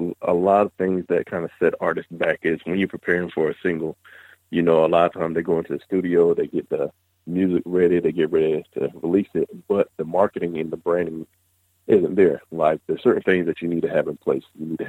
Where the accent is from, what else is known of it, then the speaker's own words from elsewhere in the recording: the South, United States; Because, you know, we're from the South.